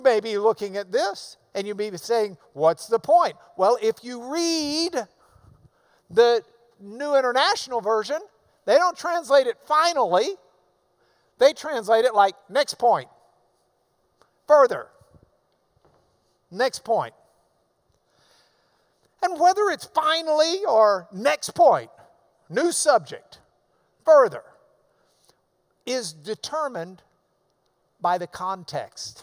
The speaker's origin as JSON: {"language": "English", "region": "the South", "country": "United States", "said": "I'm from the South"}